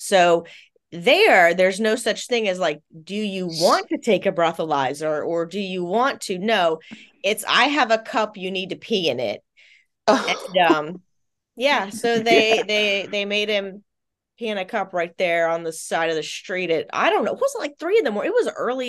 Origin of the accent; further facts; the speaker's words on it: Virginia, United States; because we're both basically from Virginia too, like not the same part of Virginia, but this, even though we're Navy brats, we're from Virginia.